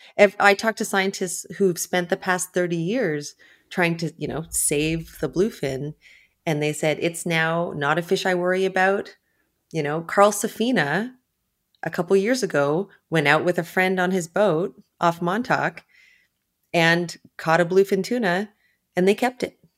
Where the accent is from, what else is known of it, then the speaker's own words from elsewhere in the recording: Ontario, Canada; moved away; also born or lived in New York; I grew up far inland in Ontario, in Canada